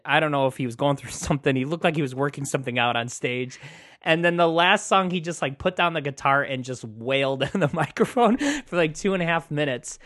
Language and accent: English; United States; I'm an American